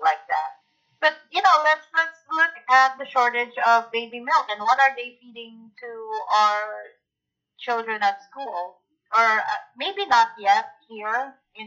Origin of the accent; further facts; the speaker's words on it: Philippines; moved away as an adult; also born or lived in Canada; now in United States; where I grew up in the Philippines